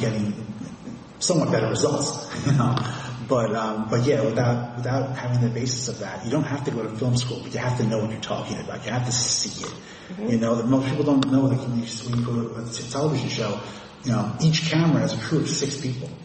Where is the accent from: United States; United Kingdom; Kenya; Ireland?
United States; New York City, New York; when I was a very small boy, I was growing up in Forest Hills